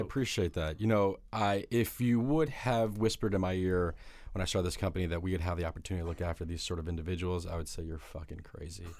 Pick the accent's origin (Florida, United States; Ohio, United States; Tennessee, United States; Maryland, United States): Florida, United States; South; moved away as an adult; also born or lived in Detroit, Michigan; now in New York City, United States; I'm from Detroit, but I grew up in South Florida